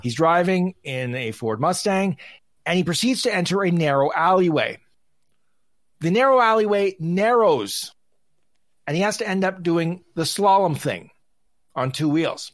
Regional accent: Canada; I'm Canadian, I'm in Vegas

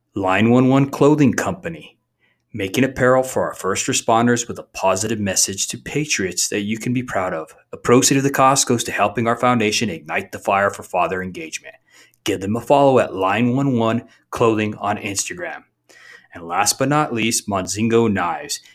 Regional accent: Albuquerque, New Mexico, United States; moved away as an adult; we moved from Albuquerque, New Mexico

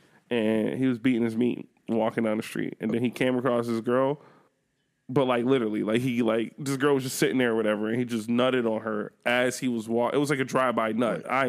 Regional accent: Buffalo, New York, United States; I'm from Buffalo

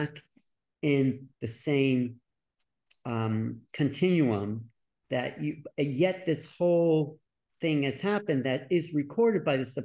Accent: New York, United States; I was from New York

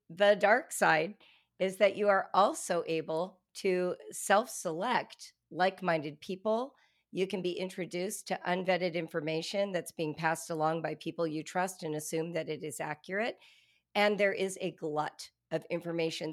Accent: Southern California, United States; I'm a white woman, and I grew up in Southern California

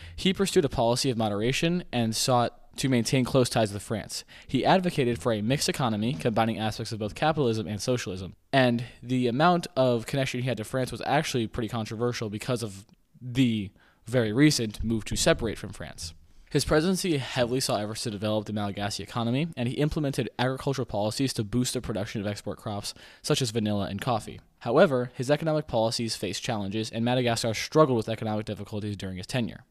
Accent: United States; I am an American

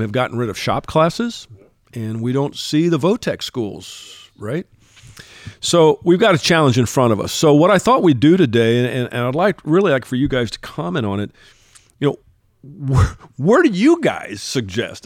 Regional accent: Texas, United States; my home state of Texas

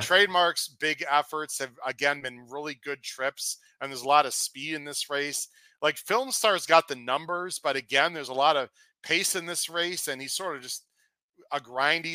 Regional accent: Chicago, Illinois, United States; I'm from Chicago

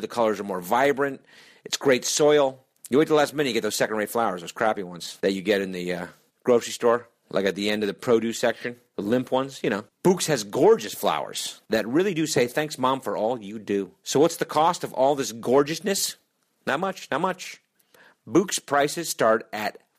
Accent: Connecticut, United States; my home state of Connecticut

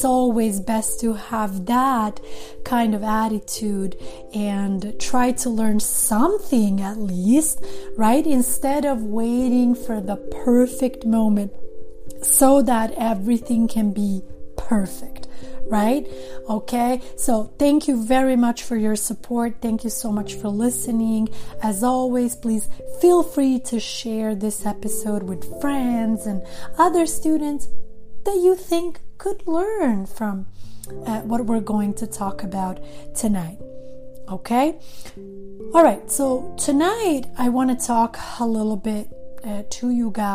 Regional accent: Sweden; first language Serbo-Croatian and Albanian; English is a second language; moved away as an adult; also born or lived in Montenegro; now in Los Angeles, United States; I grew up in Sweden, and I have lived in Los Angeles, California for many, many years

